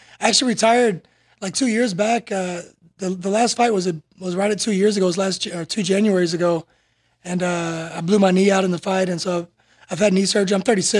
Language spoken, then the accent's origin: English; United Kingdom; I'm really British.